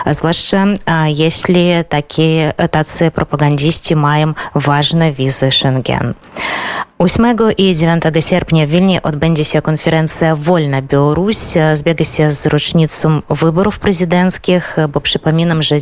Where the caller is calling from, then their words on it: Vilnius, Vilnius County, Lithuania; E, u nas w Wilnie jest bardzo dobra pogoda to e, bardzo dziwne e, dla Litwy